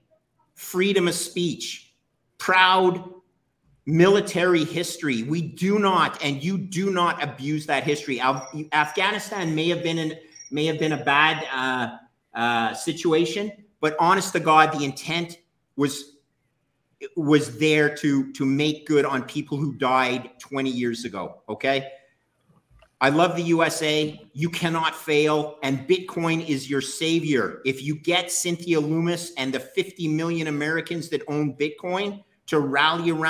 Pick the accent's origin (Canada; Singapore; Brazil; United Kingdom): Canada; I'm Canadian.